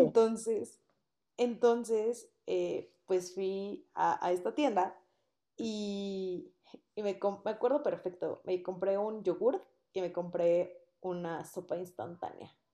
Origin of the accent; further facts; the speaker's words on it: Mexico City, Mexico; moved away as an adult; also born or lived in Puebla; yo soy de Ciudad de México, mi compañera aquí presente igual, y las dos nos fuimos a vivir a Puebla para estudiar la universidad allá